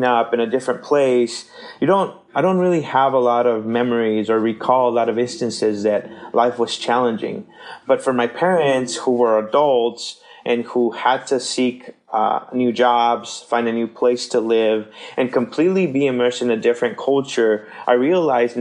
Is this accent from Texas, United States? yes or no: yes; McAllen, Texas, United States; also born or lived in Seattle area, Washington / Chimacum, Washington; now in Minneapolis, United States; we grew up in South Texas in a small town called McAllen, Texas